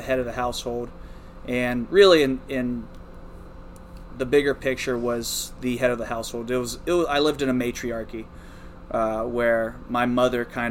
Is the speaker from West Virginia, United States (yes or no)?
yes; rural West Virginia, United States; moved away; also born or lived in Beaver, Pennsylvania; I was born in Beaver, and I was raised just across the border in rural West Virginia. I grew up on about a 130-acre farm.